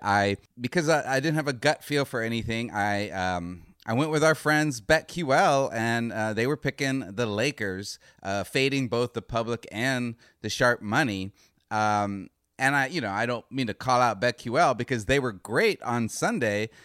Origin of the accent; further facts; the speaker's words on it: Northern Arizona, United States; I'm from Northern Arizona